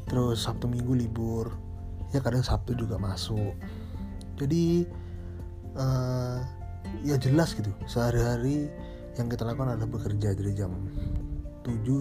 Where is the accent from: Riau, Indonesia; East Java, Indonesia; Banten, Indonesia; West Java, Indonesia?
East Java, Indonesia; Banyuwangi; waktu saya, saya dari Banyuwangi SMA Malang habis itu lulus tahun 2010 itu ya untuk SMA SMK sih sebenarnya SMK terus lulus nah setelah lulus itu saya ke sidoarjo untuk kerja